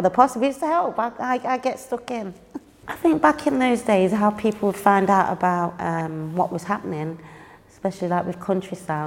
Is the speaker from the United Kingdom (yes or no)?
yes; Leicester, East Midlands, United Kingdom; moved away as an adult; now in London, United Kingdom; I'm originally from Leicester. I moved to London in 2003.